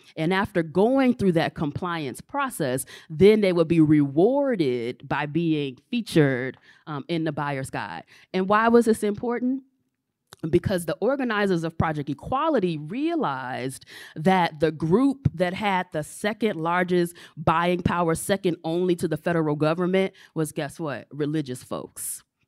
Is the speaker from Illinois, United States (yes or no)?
yes; Chicago, Illinois, United States; moved away; I'm originally from Chicago